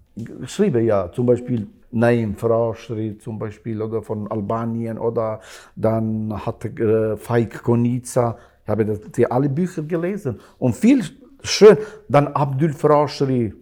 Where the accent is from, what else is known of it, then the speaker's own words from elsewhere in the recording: Kosovo; German is a second language; now in Switzerland; ich bin in Kosovo äh, geboren